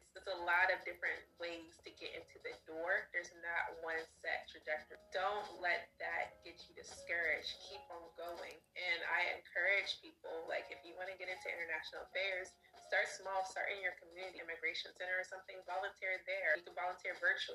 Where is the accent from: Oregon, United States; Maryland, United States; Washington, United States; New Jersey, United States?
Maryland, United States; Baltimore; When I was growing up, I didn't travel. I'm from Baltimore, Maryland.